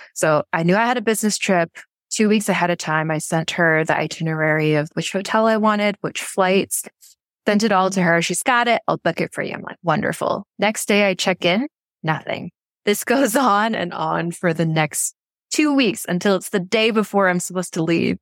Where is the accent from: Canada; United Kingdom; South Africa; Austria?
Canada; Vancouver, British Columbia; moved away as an adult; also born or lived in South Korea / Vietnam; so I'm from Vancouver, Canada, but I haven't actually lived there in over nine years